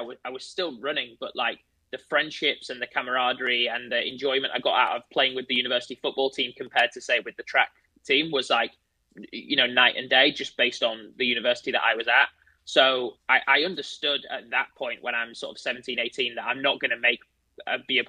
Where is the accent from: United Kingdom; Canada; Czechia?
United Kingdom; Leeds, Yorkshire and the Humber; I'm originally from Leeds, like Leeds United